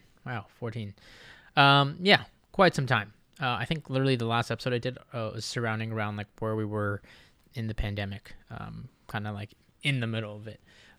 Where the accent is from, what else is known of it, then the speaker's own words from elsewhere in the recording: Okinawa, Japan; also born or lived in Iwakuni, Japan; I always grew up in Okinawa, Japan, and Iwakuni, Japan. Not so much, like, the city life.